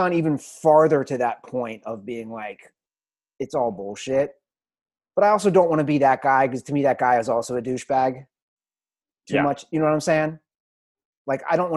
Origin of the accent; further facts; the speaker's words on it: California, United States; I'm from California